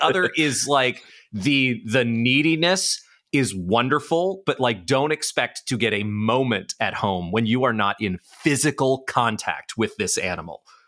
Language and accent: English; New York City, New York, United States; I grew up in New York City